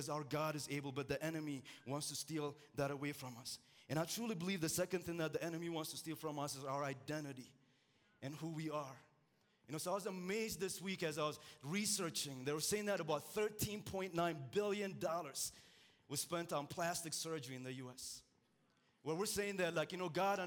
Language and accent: English; Ethiopia; moved away; I'm originally from Ethiopia.